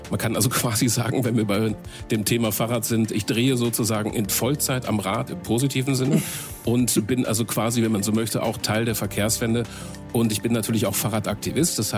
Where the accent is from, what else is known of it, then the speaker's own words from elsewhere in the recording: Marl, North Rhine-Westphalia, Germany; Jetzt dann auch in meiner Heimatstadt Marl im nördlichen Ruhrgebiet.